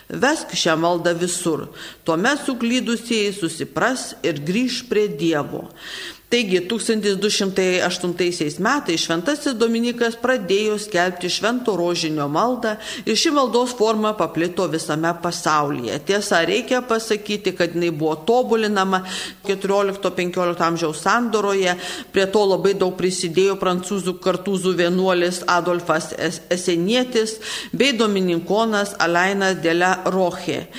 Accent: Samogitia, Lithuania; mes žemaičiai

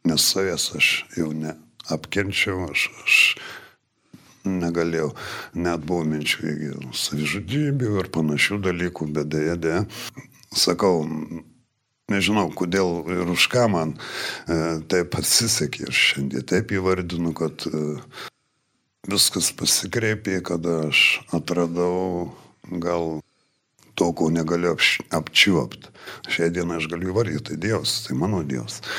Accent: Marijampolė, Marijampolė County, Lithuania; moved away; esu iš Marijampolės

